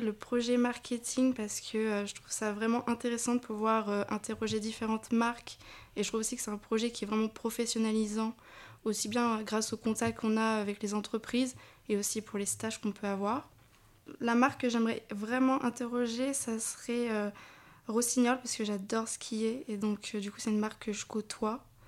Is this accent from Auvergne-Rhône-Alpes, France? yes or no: no; Royan, Nouvelle-Aquitaine, France; je viens de Charles-Maritime, donc précisément de Royan